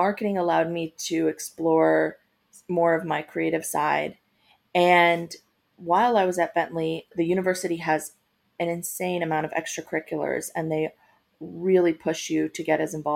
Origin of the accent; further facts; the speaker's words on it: Long Island, New York, United States; moved away as an adult; also born or lived in Guatemala / Boston, Massachusetts; now in Los Angeles, United States; I grew up on Long Island